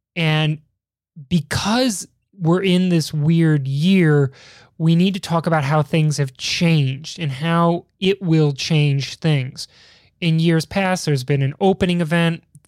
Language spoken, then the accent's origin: English; Chicago, Illinois, United States; as a Chicagoan, as somebody who, who, like, grew up in the height of pizza culture